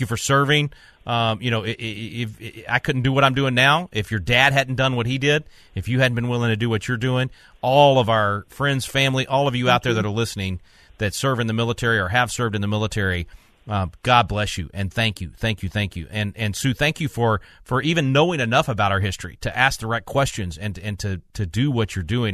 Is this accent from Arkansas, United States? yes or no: yes; Little Rock, Arkansas, United States; moved away; I'm originally from Little Rock